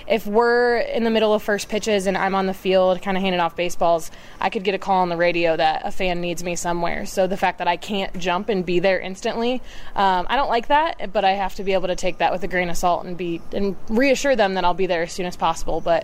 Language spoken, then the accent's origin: English; Fort Wayne, Indiana, United States; I'm from Fort Wayne